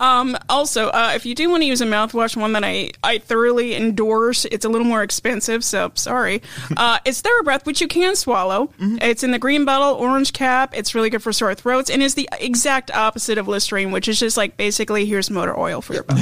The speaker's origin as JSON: {"language": "English", "region": "Idaho", "country": "United States", "tie": "born or raised there", "moved": "yes", "said": "I come from Idaho"}